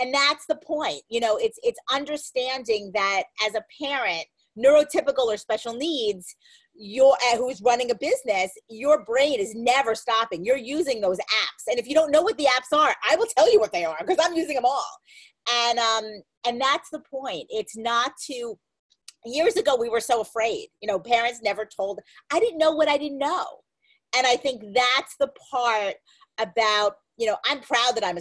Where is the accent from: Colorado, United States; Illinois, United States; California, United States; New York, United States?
New York, United States; Merrick; I'm from Merrick